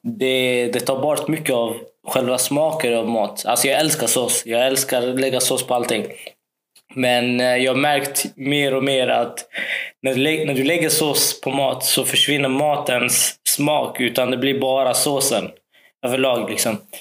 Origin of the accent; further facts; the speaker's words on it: Karlskrona, Blekinge, Sweden; när jag växte upp här i Karlskrona